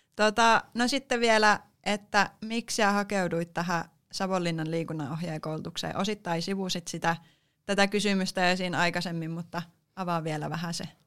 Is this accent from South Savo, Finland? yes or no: yes; Mikkeli, South Savo, Finland; tuun Mikkelistä, eli olen myös alkuperäläinen, alkuperäinen savolainen